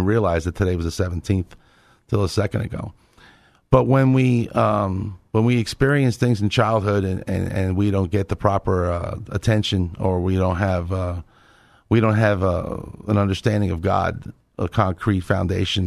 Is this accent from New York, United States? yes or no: yes; New York, United States; now in Texas, United States; I'm a New Yorker